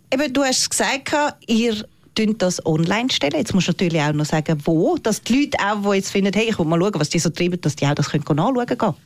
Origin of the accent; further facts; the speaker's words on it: Zurich, Switzerland; wir Städter, blöd gesagt, wir aus Zürich